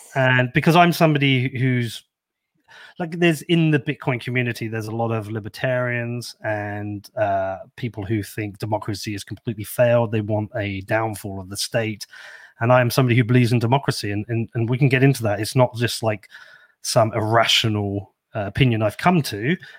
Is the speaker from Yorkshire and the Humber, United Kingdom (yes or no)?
no; Bedford, East of England, United Kingdom; I'm very proud of this shit little town I'm from. Um, I grew up here